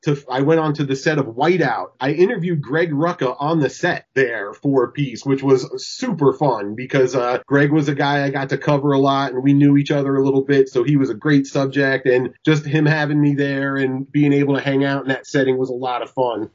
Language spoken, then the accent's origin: English; Pennsylvania, United States; moved away as an adult; also born or lived in New York; when I was growing up in Pennsylvania